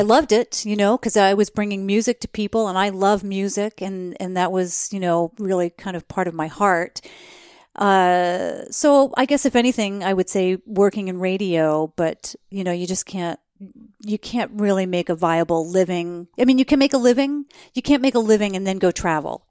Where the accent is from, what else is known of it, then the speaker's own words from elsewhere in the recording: New Jersey, United States; I grew up in New Jersey